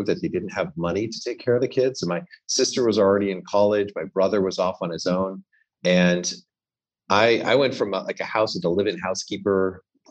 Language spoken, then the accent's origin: English; Southern California, United States; I grew up in Southern California. I grew up in, I guess you can call it the valley of outside of Los Angeles